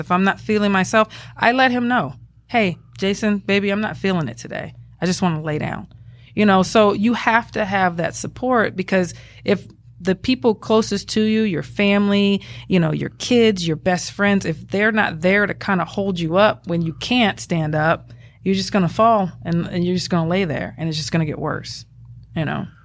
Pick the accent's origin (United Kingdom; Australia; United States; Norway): United States; Atlanta, Georgia; accent: Southern; moved away as an adult; now in Arizona, United States; Growing up in Atlanta